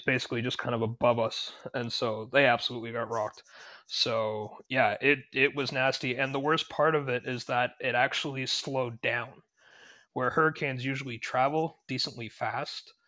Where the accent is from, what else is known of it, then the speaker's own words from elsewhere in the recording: Ontario, Canada; moved away as an adult; also born or lived in Toronto; I'm from Ontario